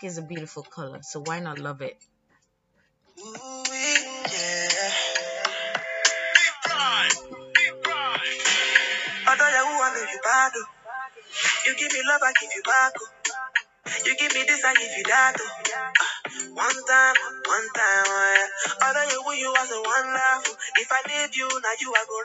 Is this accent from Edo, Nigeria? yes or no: no; Lagos, Nigeria; being born and raised in Lagos